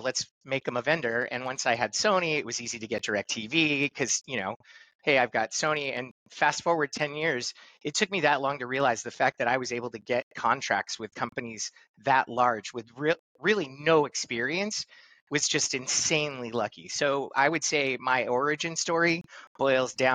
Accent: Los Angeles, California, United States; I grew up in Los Angeles, California

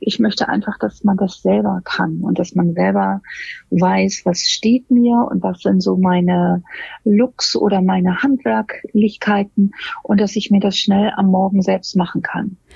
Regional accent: Hamburg, Germany; also born or lived in London; Ich komme aus Hamburg

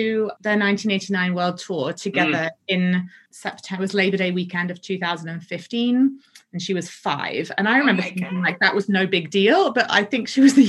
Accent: London, United Kingdom; now in Colorado, United States; I'm originally from London, just north of London, and my parents live here.

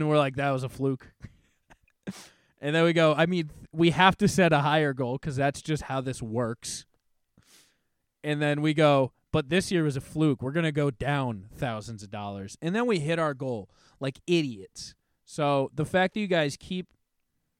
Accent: New Hampshire, United States; We are from New Hampshire.

